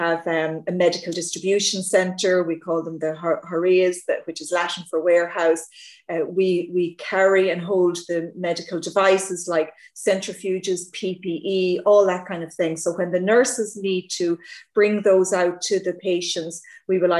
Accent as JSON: {"language": "English", "country": "Ireland", "accent": "Irish", "said": "with the accent, I'm Irish."}